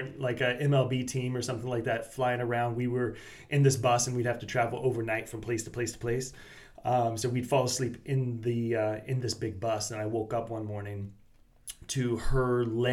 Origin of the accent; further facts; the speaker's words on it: Bradenton, Florida, United States; also born or lived in Fort Myers, Florida; now in Melbourne, United States; I grew up in Bradenton, Florida, which is on the south side of the Tampa Bay